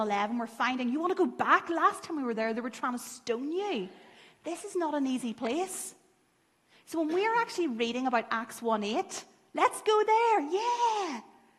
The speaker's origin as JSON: {"language": "English", "town": "Lurgan", "region": "Northern Ireland", "country": "United Kingdom", "tie": "born or raised there", "said": "I grew up in Lurgan"}